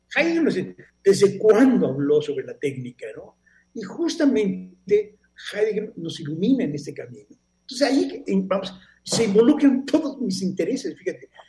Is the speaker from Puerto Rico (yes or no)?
no; Mexico; moved away as an adult; also born or lived in Barcelona, Spain; soy un mexicano